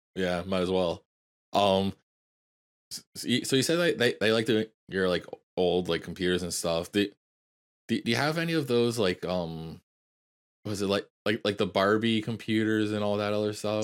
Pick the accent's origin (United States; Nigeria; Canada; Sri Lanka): Canada; as a Canadian